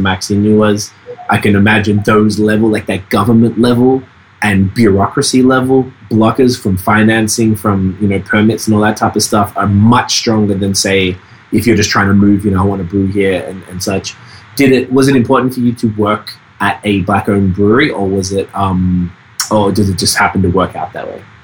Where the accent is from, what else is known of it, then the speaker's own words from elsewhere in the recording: Melbourne, Victoria, Australia; now in Montreal, Canada; I'm from Melbourne, Australia